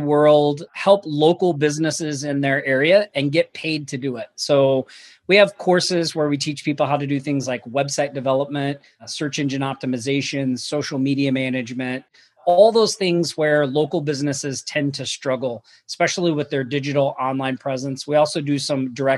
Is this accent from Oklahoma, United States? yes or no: yes; Sand Springs, Oklahoma, United States; also born or lived in Tulsa, Oklahoma; I was born in Tulsa, Oklahoma. I grew up in a little town just outside of Tulsa called Sand Springs.